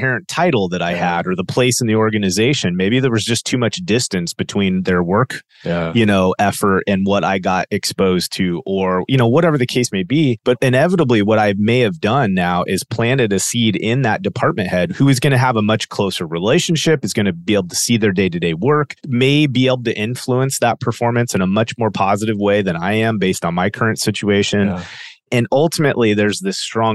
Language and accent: English; United States